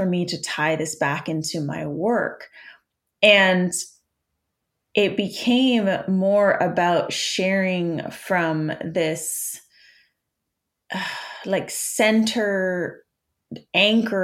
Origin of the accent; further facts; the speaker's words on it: Canada; I'm Canadian